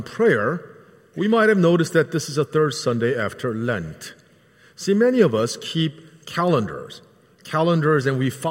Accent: Philadelphia, Pennsylvania, United States; growing up in the Philadelphia area

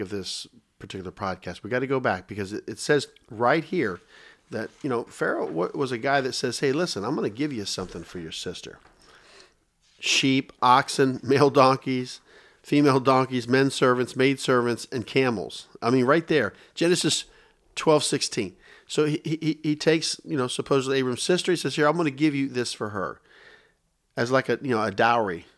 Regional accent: Tampa, Florida, United States; also born or lived in Dayton, Ohio; I relocate here

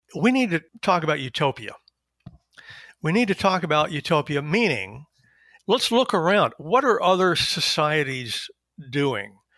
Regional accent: East Texas, United States; moved away as an adult; also born or lived in Berkeley, California / Chicago; now in Washington, D.C., United States; I am originally a Southerner of a certain sort. I was born in East Texas and went to U T Austin

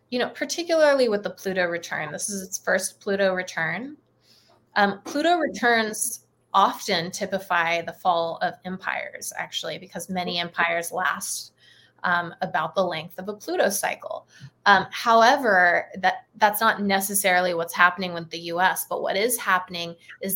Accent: United States; I'm an American

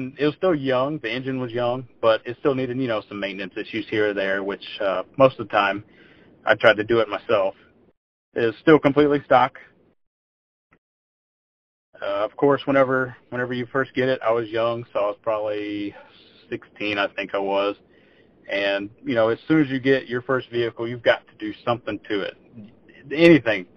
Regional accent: Hockley, Texas, United States; also born or lived in Houston, Texas; I was born and raised in Texas. I was born in Houston. I grew up in a little small town called Hockley.

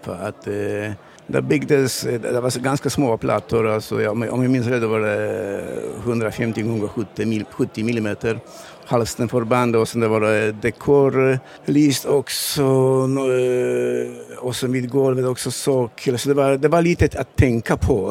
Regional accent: Poland; Swedish is a second language; moved away as an adult; also born or lived in Malmö area, Sweden; now in Sweden; Jag kommer från Polen för 15 år sedan

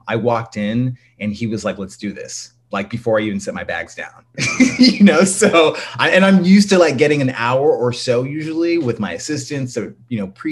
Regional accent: San Jose, California, United States; I'm from San Jose, California. I'm from the Bay Area and, yeah, but Southern roots. Both my family's from like Louisiana and Texas, so definitely got that. But yeah, I'm a Cali boy

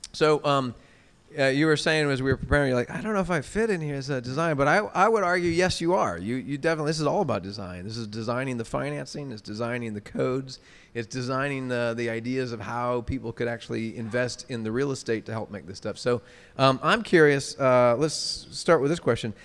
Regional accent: Omaha, Nebraska, United States; moved away as an adult; also born or lived in Indianapolis / Boston / Wenham, Massachusetts; now in Atlanta, United States; moved back, where I'm originally from Omaha

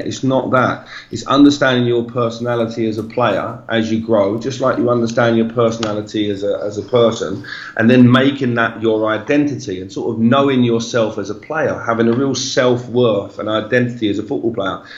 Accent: England, United Kingdom; moved away as an adult; now in São Paulo, Brazil

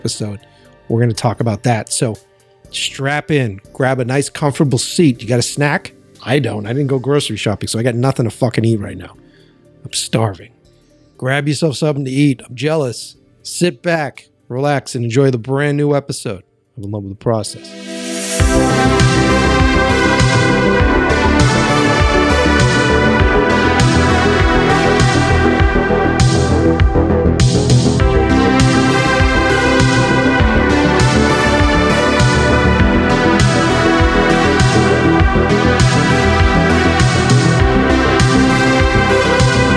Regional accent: United States; moved away as an adult; also born or lived in New York; now in Los Angeles, United States; I'm in Los Angeles, and I'm originally from the East Coast. So I started as a Boston filmmaker

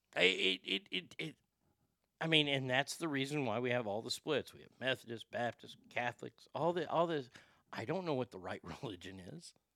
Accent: Garland, Texas, United States; I'm a fat kid who grew up in Garland, Texas

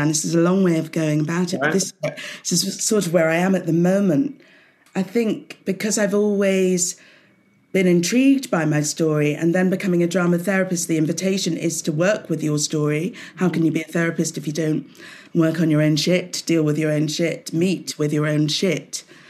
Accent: Southampton, South East England, United Kingdom; So I grew up in Hampshire, in Southampton. So, you know, quite an urban city, but all the same, way back then in the 60s, like you, Jane, 69, I was born.

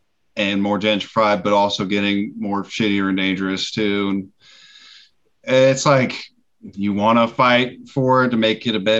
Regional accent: Boise, Idaho, United States; moved away; I grew up in Boise, Idaho

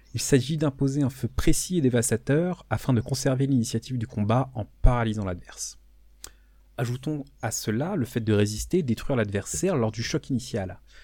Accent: France; chez nous en France

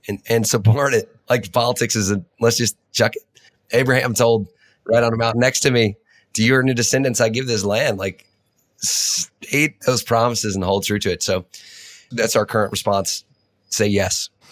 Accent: Nashville or Franklin, Tennessee, United States; those early formidable years of me growing up in Nashville or Franklin, uh, Tennessee

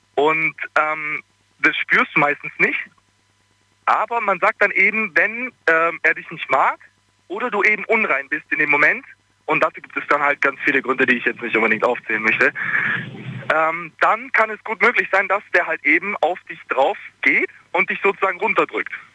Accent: Bosnia & Herzegovina; now in Ulm, Germany; ich komme aus Bosnien und ich bin ähm, also ich, ich bin muslimisch, aufgewachsen

